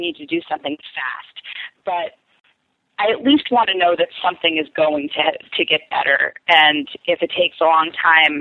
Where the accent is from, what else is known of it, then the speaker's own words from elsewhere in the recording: Boston, Massachusetts, United States; moved away as an adult; also born or lived in Boulder / Dallas / Wyoming; now in New York, United States; I grew up in Boston, but then I went to Boulder